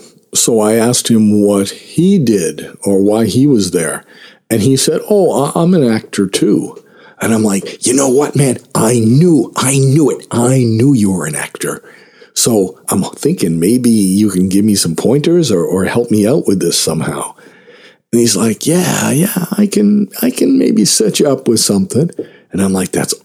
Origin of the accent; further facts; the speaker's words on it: Boston, Massachusetts, United States; also born or lived in Hollywood, Los Angeles; now in Los Angeles, United States; I'm from Boston, but I just moved out here